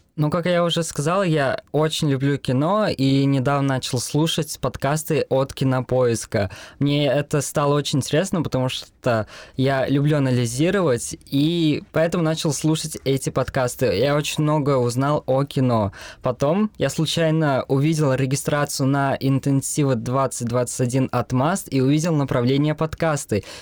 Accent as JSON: {"language": "Russian", "town": "Ufa", "region": "Bashkortostan", "country": "Russia", "said": "мне двадцать лет, я из Уфы"}